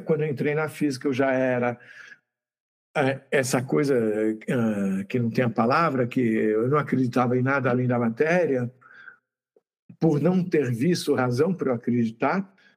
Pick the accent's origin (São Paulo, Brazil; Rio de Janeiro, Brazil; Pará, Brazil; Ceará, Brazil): São Paulo, Brazil; Santos; eu sou de Santos